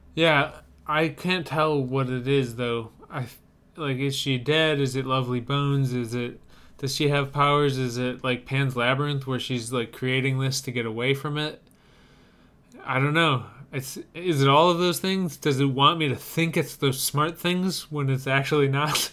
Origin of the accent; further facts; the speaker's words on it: United States; I'm from America